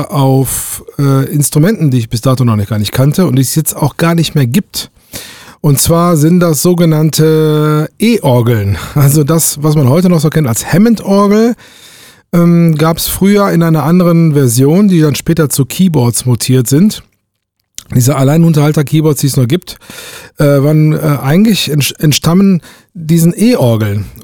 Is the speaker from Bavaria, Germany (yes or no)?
no; Duisburg, North Rhine-Westphalia, Germany; Damals äh, aufgewachsen bin ich in Duisburg.